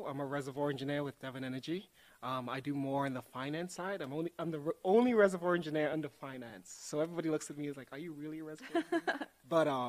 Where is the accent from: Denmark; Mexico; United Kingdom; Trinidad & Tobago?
Trinidad & Tobago; moved away as an adult; also born or lived in Texas; now in Oklahoma, United States; So I actually grew up in Trinidad and Tobago.